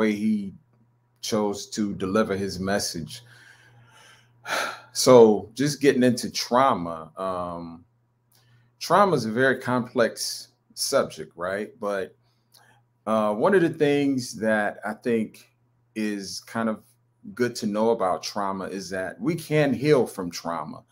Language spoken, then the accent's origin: English; North Carolina, United States; I'm actually from North Carolina.